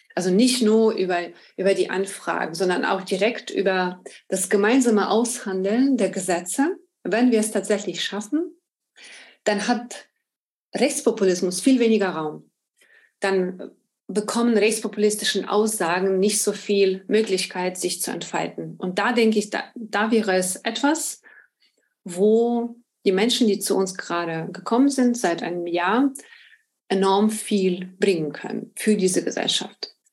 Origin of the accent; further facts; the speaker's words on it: Ukraine; moved away as an adult; now in Berlin, Germany; Ich komme ursprünglich aus der Ukraine, lebe in Berlin seit 2005